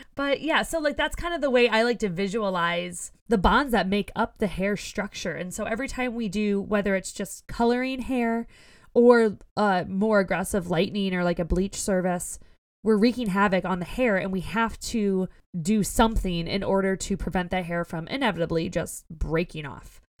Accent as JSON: {"language": "English", "region": "Ohio", "country": "United States", "said": "we're both from Ohio, so we're used to potholes in our roads"}